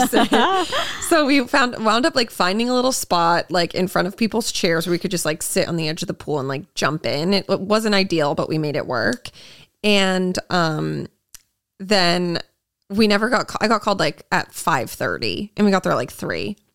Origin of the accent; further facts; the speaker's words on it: Massachusetts, United States; I'm from Massachusetts